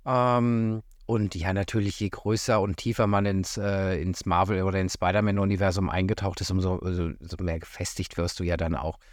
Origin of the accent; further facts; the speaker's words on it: Göttingen, Lower Saxony, Germany; moved away; ich komme ursprünglich aus Göttingen